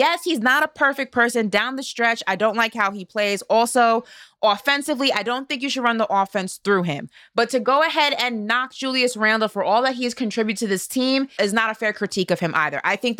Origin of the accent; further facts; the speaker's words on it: New York, United States; They represent my hometown.